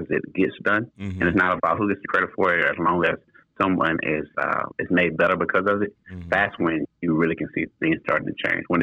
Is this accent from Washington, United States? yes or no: no; Port Arthur, Texas, United States; now in Waco, United States; I'm originally from Port Arthur, Texas, West Port Arthur, Texas